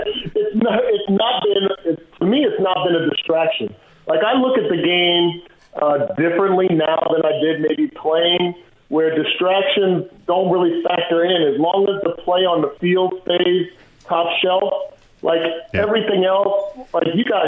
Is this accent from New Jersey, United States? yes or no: yes; New Jersey, United States; moved away as an adult; also born or lived in Iowa City; I'm born and raised in New Jersey, 5 minutes from New York City